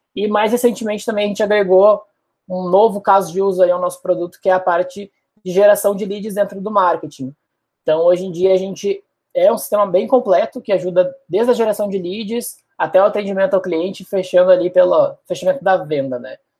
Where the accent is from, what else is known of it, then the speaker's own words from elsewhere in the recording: Porto Alegre, Rio Grande do Sul, Brazil; accent: gaúcho; moved away as an adult; also born or lived in Florianópolis; now in São Paulo, Brazil; eu sou de Porto Alegre mesmo. Morei lá até os 19, depois passei três anos em Floripa. E agora estou há dois aqui em São Paulo